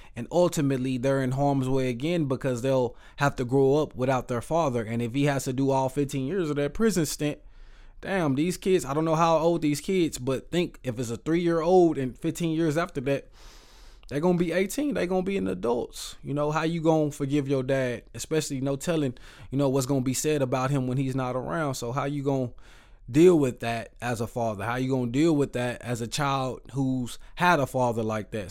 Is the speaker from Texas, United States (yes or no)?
yes; Waco, Texas, United States; I am from Waco, Texas